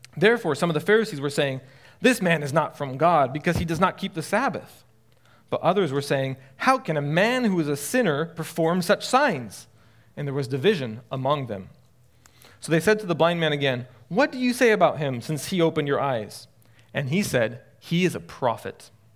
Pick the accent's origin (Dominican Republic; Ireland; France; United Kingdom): France; also born or lived in Illinois; I grew up in France. I'm half French, my father's French, uh, and lived there my entire life